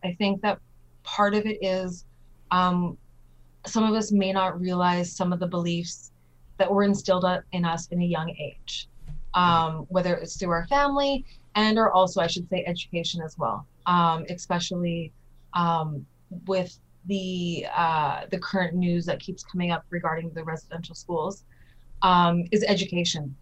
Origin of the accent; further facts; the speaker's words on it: Winnipeg, Manitoba, Canada; also born or lived in Nova Scotia; I was brought up in North Kildonan, uh, well, Nova Scotia and North Kildonan